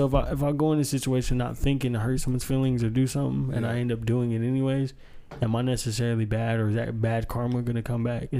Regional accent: Moore, Oklahoma, United States; You know, I go around my Mexican family. They act like I'm, you know, rich, or you know what I'm saying, because I'm from Moore.

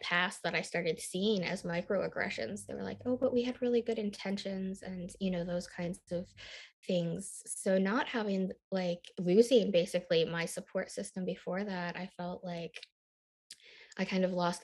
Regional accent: Michigan, United States; also born or lived in Busan, Korea / Nashville, Tennessee; I grew up in a very rural, small, white town in the Midwest in Michigan

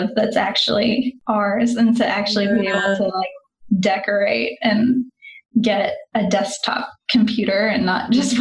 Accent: West Virginia, United States; moved away as an adult; also born or lived in Australia / Denmark / France; now in Portugal; We're from West Virginia, very small towns, very rural country

